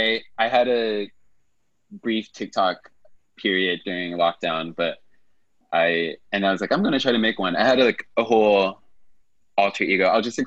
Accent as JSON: {"language": "English", "region": "District of Columbia", "country": "United States", "lives_now": "New York, United States", "said": "Our nation's capital, DC area, but I've been in New York for 16 years as of last month."}